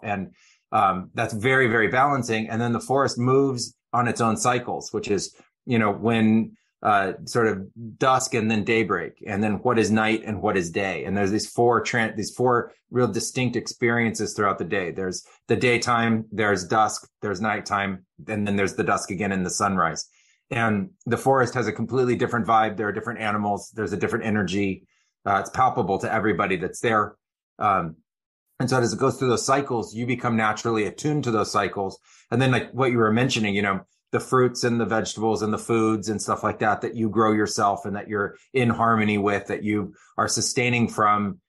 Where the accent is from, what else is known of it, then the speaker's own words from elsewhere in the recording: Silicon Valley, California, United States; moved away as an adult; also born or lived in Amazon; I grew up in Silicon Valley